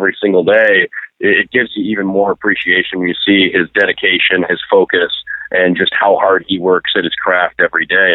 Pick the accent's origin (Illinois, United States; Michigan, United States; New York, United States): Michigan, United States; Detroit; moved away; I grew up in the Detroit area